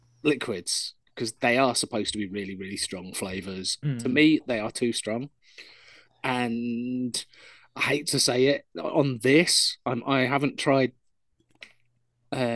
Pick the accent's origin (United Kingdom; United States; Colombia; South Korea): United Kingdom; Yorkshire and the Humber; I'm a Yorkshireman